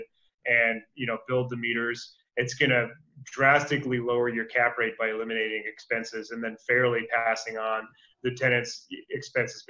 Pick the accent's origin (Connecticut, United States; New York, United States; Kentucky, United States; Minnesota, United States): Minnesota, United States; Minneapolis; now in California, United States; I'm originally from Minneapolis